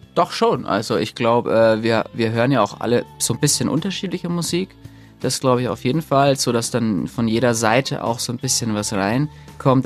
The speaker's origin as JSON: {"language": "German", "town": "Nuremberg", "region": "Bavaria", "country": "Germany", "tie": "born or raised there", "moved": "yes", "said": "Wir, wir kommen ja ursprünglich aus Nürnberg, auch wenn wir inzwischen so ein bisschen verteilt sind und eigentlich kaum jemand so richtig mehr in Nürnberg lebt. Ähm, aber Nürnberg ist natürlich, verbinde ich schon mit Familie und Freunden und äh, Heimat"}